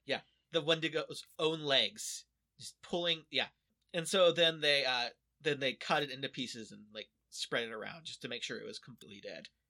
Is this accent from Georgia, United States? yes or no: no; Kansas, United States; I'm, I'm from Kansas